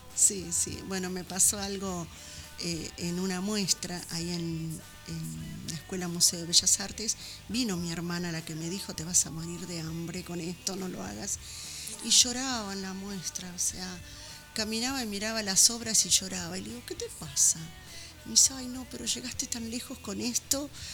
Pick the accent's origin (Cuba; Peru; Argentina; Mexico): Argentina; Buenos Aires; also born or lived in San Juan, Argentina; había venido muy chica a vivir con ellos acá a Buenos Aires, porque en realidad nací en San Juan